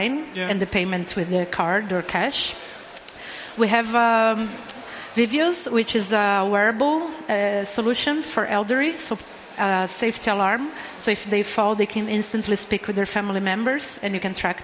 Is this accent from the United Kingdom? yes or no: no; Brazil; now in Malmö, Sweden; I'm from Brazil, and I was the first person hired at Ming who didn't speak Swedish.